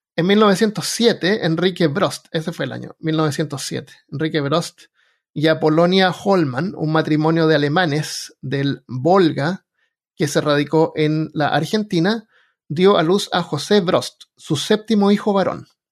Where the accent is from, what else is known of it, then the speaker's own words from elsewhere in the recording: Chile; moved away; No saben ni siquiera que soy chileno